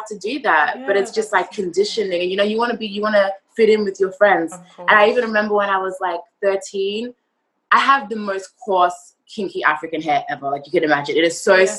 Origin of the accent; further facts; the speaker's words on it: Australia; also born or lived in Zimbabwe; now in New York, United States; I was born in Zimbabwe. Then I moved over to Australia when I was about 3 or 4